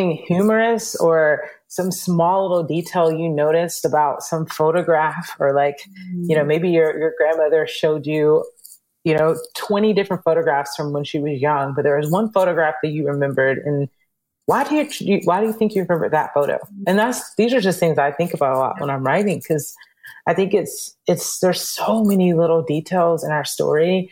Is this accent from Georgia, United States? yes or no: yes; Georgia, United States; we grew up in Georgia